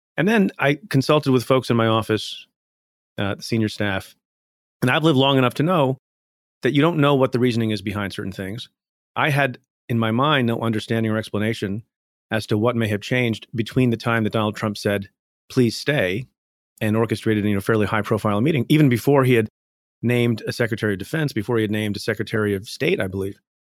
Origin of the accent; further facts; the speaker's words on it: India; now in United States; I was born in India, came to the United States